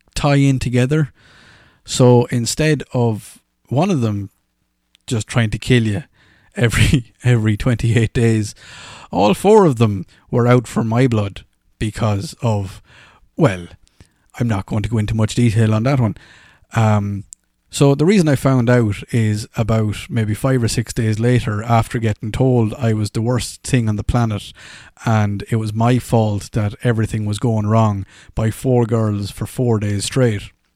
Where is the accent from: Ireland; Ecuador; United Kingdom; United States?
Ireland; accent: Irish; moved away; "Oh my God, you've got an Irish accent." I was like, "Well, I do."